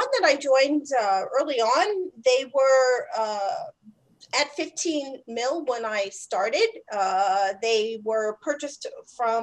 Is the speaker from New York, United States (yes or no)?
yes; New York City, New York, United States; I'm from New York City, so I worked on Wall Street for a while